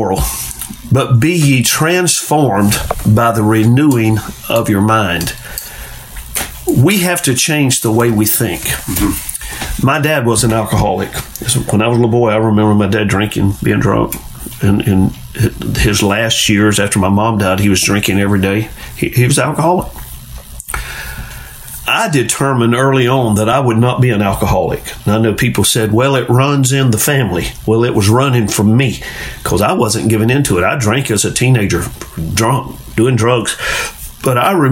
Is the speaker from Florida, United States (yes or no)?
yes; Carrabelle, Florida, United States; growing up in Carrabelle